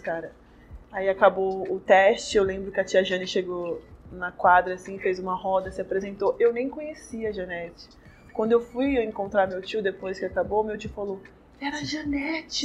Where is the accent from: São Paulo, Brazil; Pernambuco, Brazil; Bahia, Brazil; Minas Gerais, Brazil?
São Paulo, Brazil; Ferraz de Vasconcelos; eu sou da Zona Leste, de Ferraz